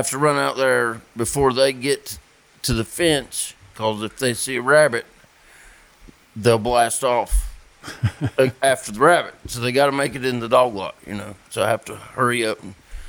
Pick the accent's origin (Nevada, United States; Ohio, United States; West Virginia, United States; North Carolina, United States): North Carolina, United States; Fairview; I grew up in Fairview